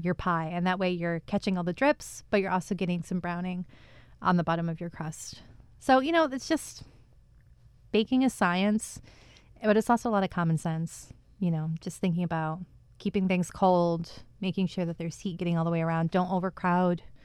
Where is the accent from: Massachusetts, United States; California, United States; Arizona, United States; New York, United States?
New York, United States; Finger Lakes, central; now in Albany area, United States; I grew up out near the Finger Lakes, out near central New York